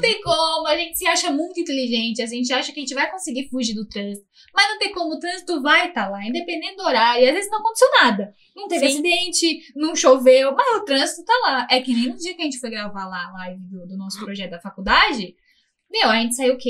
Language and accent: Portuguese; São Paulo, Brazil; Paulista, somos paulistas paulistanos